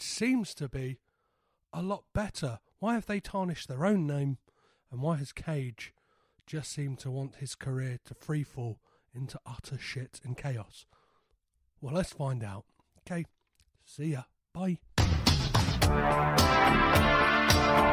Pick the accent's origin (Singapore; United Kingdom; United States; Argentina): United Kingdom; Crawley, South East England; moved away; I'm originally from Crawley